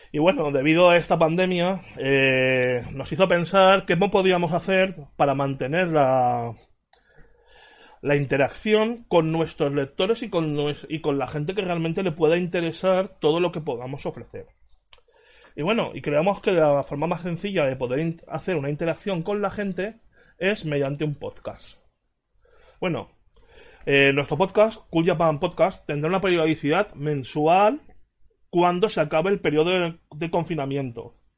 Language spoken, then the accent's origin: Spanish; Valencia, Valencian Community, Spain; en mi ciudad, Valencia